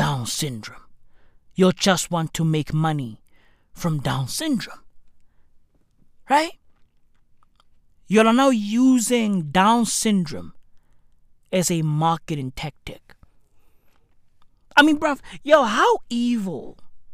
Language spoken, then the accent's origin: English; South Africa; we are South African